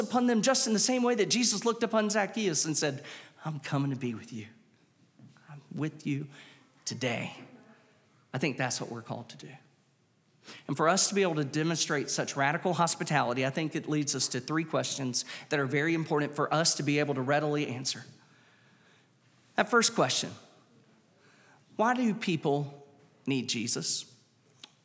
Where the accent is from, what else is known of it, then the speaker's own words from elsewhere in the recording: Wilmington, United States; growing up in Wilmington at that time